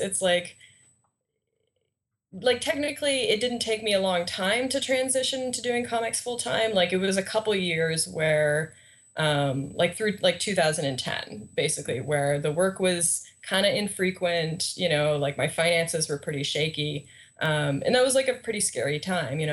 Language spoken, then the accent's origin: English; Canada; I'm Canadian